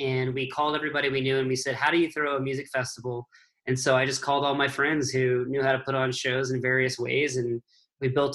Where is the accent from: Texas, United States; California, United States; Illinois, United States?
Texas, United States; New Braunfels; moved away as an adult; also born or lived in New York; I grew up in New Braunfels, which is where like Green Hall is and some of those places